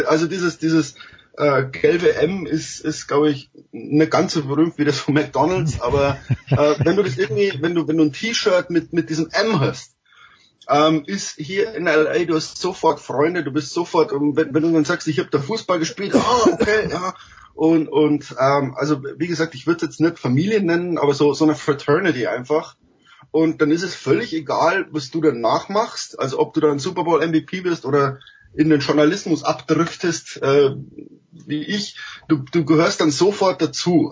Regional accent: Germany; also born or lived in United States; als Deutscher

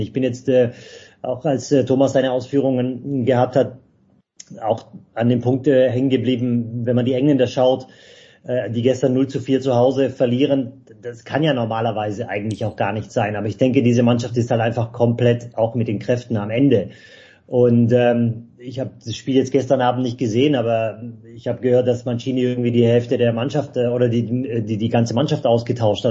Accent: Stuttgart, Baden-Württemberg, Germany; ich bin in der Stadt geboren

